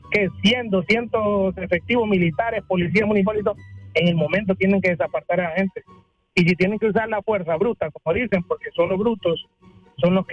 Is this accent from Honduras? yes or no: yes; Honduras; nos pone en evidencia la baja cultura y el bajo pensamiento o, la baja forma de discernir que tenemos como, como, hondureños, pues.